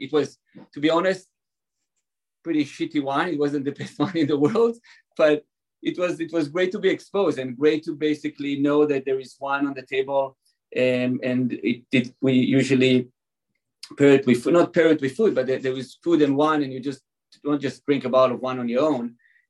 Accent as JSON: {"language": "English", "country": "Israel", "tie": "born or raised there", "second_language": "English", "lives_now": "California, United States", "said": "You can probably hear from my accent, I wasn't born in California exactly. I don't know how, I can't get rid of my accent. So I was born and raised in Israel."}